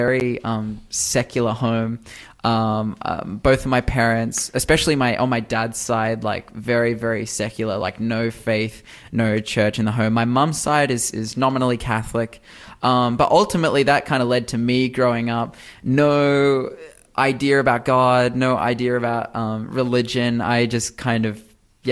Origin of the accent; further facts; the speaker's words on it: Newcastle, New South Wales, Australia; I'm actually from the Newcastle area. I'm really fortunate to be from here. I love Newcastle.